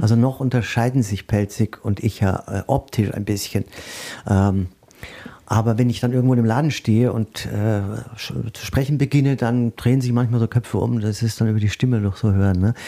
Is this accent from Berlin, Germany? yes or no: no; Würzburg, Bavaria, Germany; moved away as an adult; now in Mainz, Germany; ich komme ja aus Würzburg, auch Weinstadt